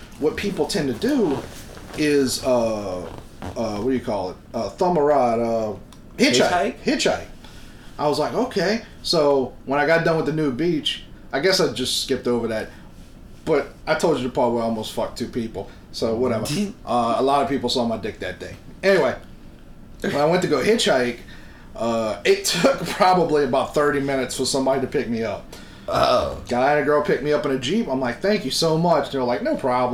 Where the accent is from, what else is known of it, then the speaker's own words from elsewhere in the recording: New Orleans, Louisiana, United States; I'm from New Orleans.